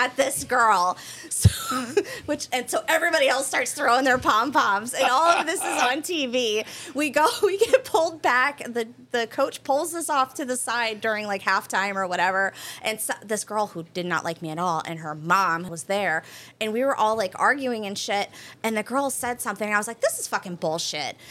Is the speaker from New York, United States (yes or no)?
no; Peoria, Illinois, United States; moved away as an adult; also born or lived in Massachusetts / West Palm Beach, Florida; now in Tampa, United States; I'm from Peoria. It's about 2.5 hours south of Chicago. It's central